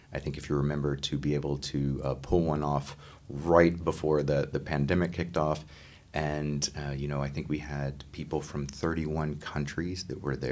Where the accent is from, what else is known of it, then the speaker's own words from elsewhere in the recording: Texas, United States; my home state